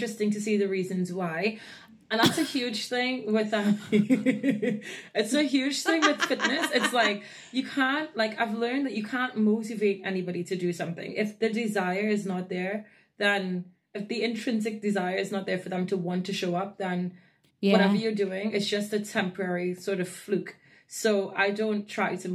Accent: Trinidad & Tobago; moved away; I'm born and raised in Trinidad and Tobago in the West Indies

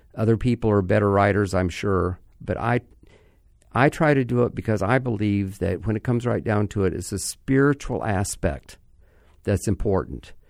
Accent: Orlando, Florida, United States; my hometown Orlando

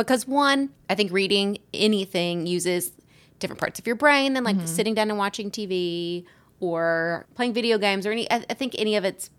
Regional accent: the South, United States; accent: Southern; So I had a vocal coach who tried to, one, rid me of my Southern accent

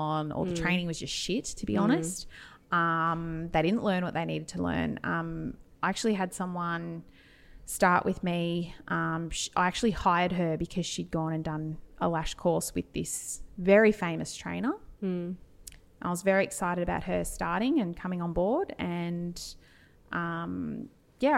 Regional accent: Albury, New South Wales, Australia; I'm from Albury Wodonga

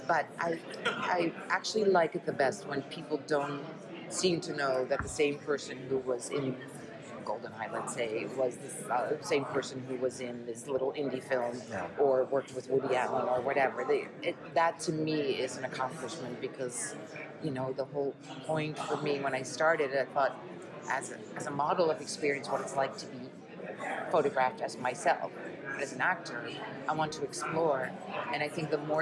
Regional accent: Netherlands; first language Dutch; English is a second language; moved away; I was born and raised in the Netherlands

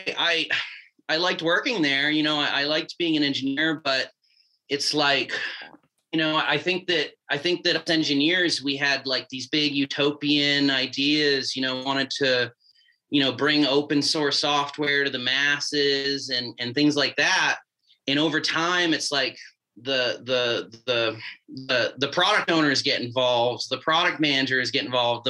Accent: Massachusetts, United States; moved away; I grew up in New England in Massachusetts

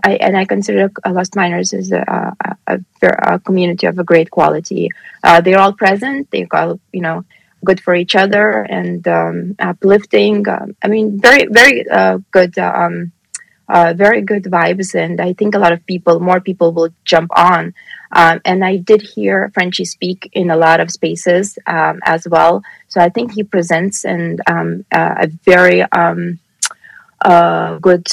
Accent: Lithuania; now in Pennsylvania, United States; I've been born and raised in Lithuania

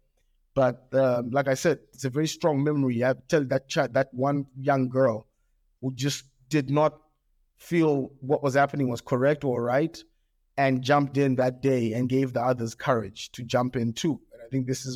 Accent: Australia; also born or lived in England; now in Zimbabwe; My primary school years where I grew up in Australia, and this is in the 80s, in Australia

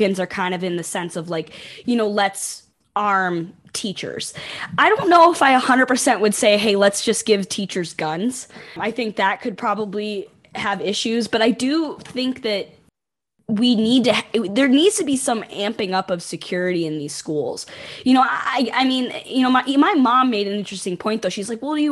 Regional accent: Buffalo, New York, United States; which I grew up right there along with you

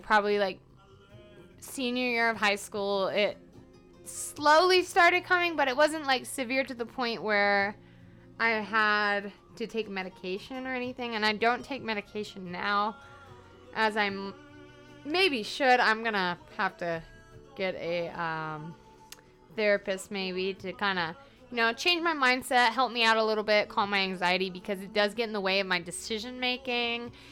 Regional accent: Atlanta, Georgia, United States; moved away; I'm from Atlanta because they say Atlanta, not Atlanta.

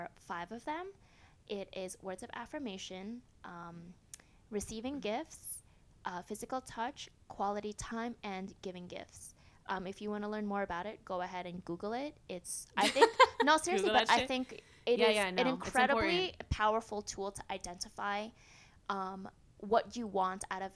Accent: United States; now in Spain; I am American, and I choose to live in Spain willingly

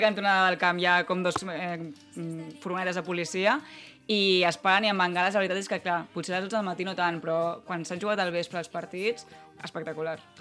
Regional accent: Barcelona, Catalonia, Spain; nosaltres que som de Barcelona

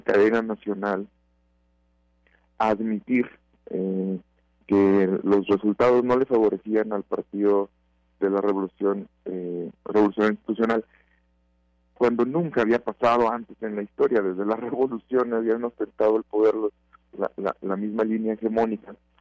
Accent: Mexico; como mexicanos

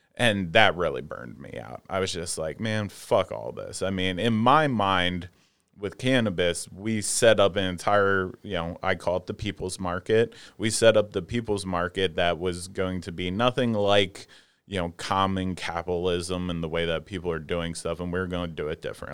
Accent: outside of Philadelphia, Pennsylvania, United States; I grew up right outside of Philadelphia.

